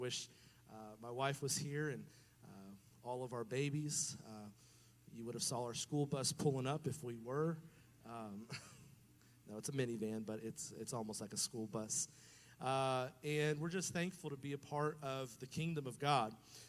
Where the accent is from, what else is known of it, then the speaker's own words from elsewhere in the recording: New York, United States; also born or lived in Baton Rouge, Louisiana; now in Brazil; I'm the Yankee of the family because I was born in New York, but my entire family is from around here.